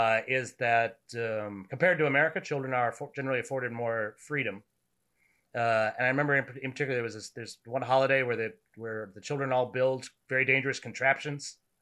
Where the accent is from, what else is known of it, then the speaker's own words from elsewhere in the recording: Maine, United States; moved away as an adult; now in Washington, D.C., United States; We're both from New England. What's that? You're right. So I'm from Maine, right.